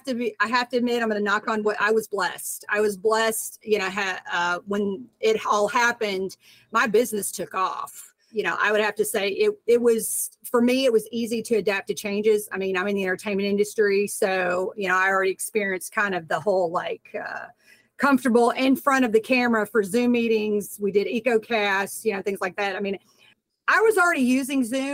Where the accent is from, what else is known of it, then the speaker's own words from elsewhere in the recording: Nashville, Tennessee, United States; also born or lived in Miami, Florida; now in Los Angeles, United States; I was born there, but then I moved back to Nashville, Tennessee. So that's like my stomping grounds.